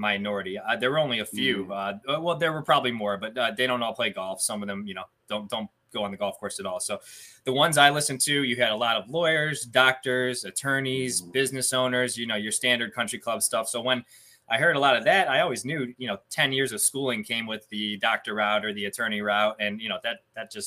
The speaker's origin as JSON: {"language": "English", "town": "Cleveland", "region": "Ohio", "country": "United States", "tie": "born or raised there", "said": "I am from Cleveland, Ohio. I live in a suburb about 20 minutes east of Cleveland, born and raised here."}